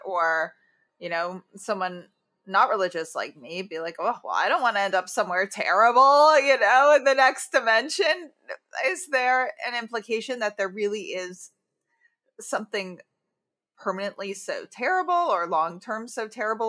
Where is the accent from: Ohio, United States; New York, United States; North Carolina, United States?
New York, United States; as a New Yorker